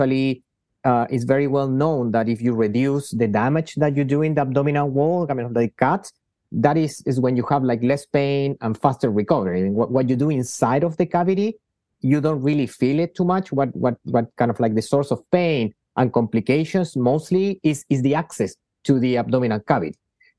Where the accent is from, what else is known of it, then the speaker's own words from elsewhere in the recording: Chile; I'm half Spanish, half from Chile. I grew up in Chile, where I did my medical training